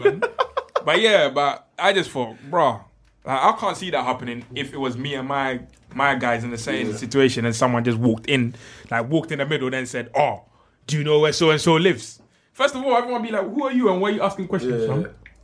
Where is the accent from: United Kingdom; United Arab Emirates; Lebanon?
United Kingdom; London; There's a lot of gangs growing up in South London, but most of them were not really like funny.